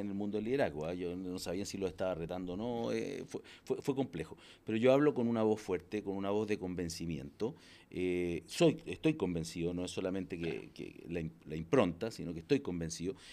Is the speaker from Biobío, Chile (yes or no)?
yes; Los Ángeles, Biobío, Chile; Yo nací en Los Ángeles, un pueblito. No tenía ni edificios en esa época.